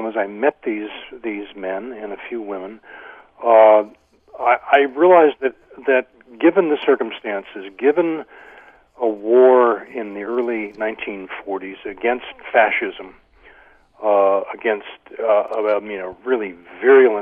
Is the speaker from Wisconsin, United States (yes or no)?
no; Sacramento, California, United States; I grew up in Sacramento, California, which is several hundred miles north of the Nevada test site